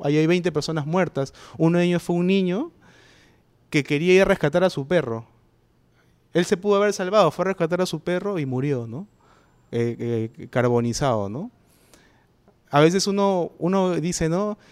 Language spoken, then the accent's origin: Spanish; Peru; en el Perú eh, vivimos